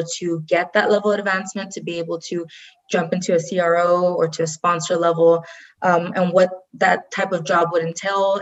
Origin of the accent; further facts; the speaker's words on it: Rio Grande Valley, south Texas, United States; now in Austin, United States; I currently in Austin, Texas. I'm originally from the Rio Grande Valley, very south Texas.